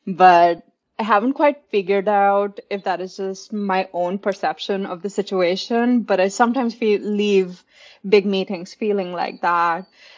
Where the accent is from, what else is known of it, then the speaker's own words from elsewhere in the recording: India; now in Austin, United States; Oh, I moved to Austin 6 years ago, but I grew up in India.